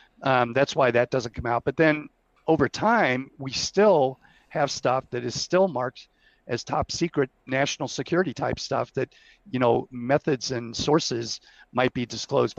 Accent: Cleveland, Ohio, United States; my hometown, Cleveland

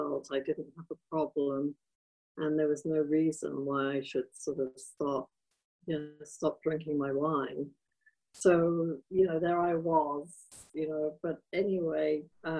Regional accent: England, United Kingdom; moved away as an adult; I was raised in England, but, you know, I moved here 30 years ago from England

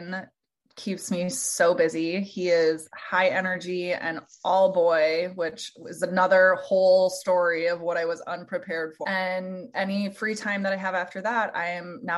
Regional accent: Minnesota, United States; moved away as an adult; now in Iowa, United States; I was born and raised in Minnesota

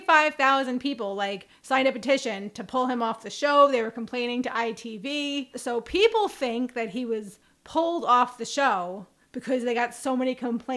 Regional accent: United States; I'm American.

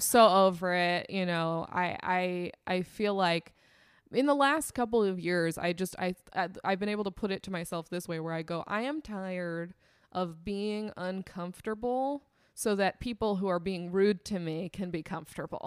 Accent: Temecula, California, United States; I grew up in Temecula, California

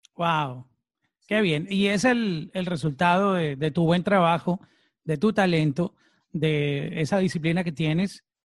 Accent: Colombia; now in Miami, United States; como decimos en, en mi país, en Colombia. Eh, yo estoy aquí en Miami, pero siempre representando Colombia.

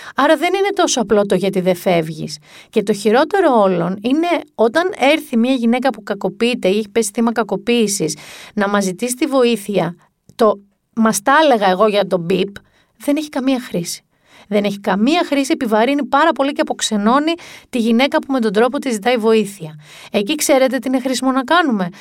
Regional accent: Mani, Peloponnese, Greece; στη Μάνη, την πατρίδα μου

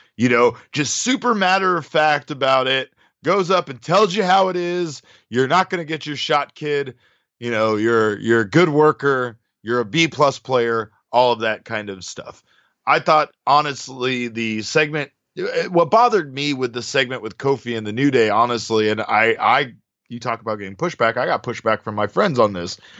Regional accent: Phoenix, Arizona, United States; this is my hometown

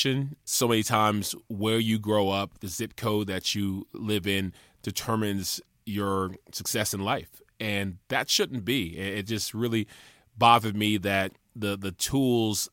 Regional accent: Charleston, South Carolina, United States; We went to Charleston, my hometown

